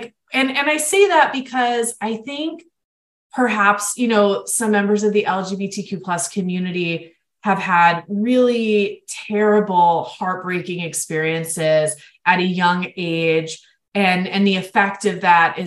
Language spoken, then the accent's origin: English; Florida, United States; my home state of Florida